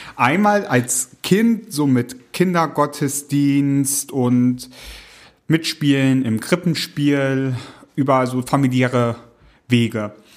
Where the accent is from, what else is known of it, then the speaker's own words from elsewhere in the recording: East Frisia, Lower Saxony, Germany; ich komme aus Ostfriesland, da gibt's eine klare Trennung auch zwischen einer lutherischen Landeskirche und einer reformierten Landeskirche nochmal